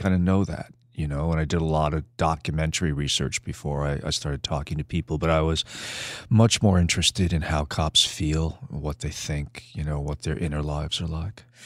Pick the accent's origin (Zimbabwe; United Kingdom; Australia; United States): United States; New York City, New York; moved away; also born or lived in California; I was born on Staten Island